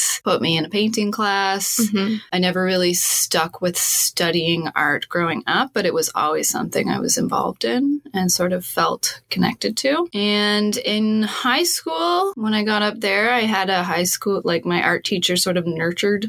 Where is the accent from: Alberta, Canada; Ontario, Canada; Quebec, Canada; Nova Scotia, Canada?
Nova Scotia, Canada; Sydney; also born or lived in Christchurch, New Zealand; I grew up in Sydney, in Cape Breton, in Nova Scotia.